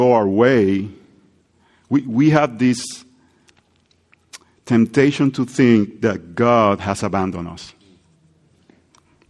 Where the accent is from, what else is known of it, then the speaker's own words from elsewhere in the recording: Puerto Rico; English is a second language; moved away; I grew up in Puerto Rico with the heat